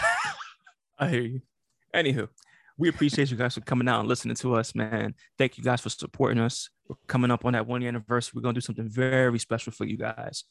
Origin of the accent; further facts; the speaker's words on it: New York City, New York, United States; I'm from Brooklyn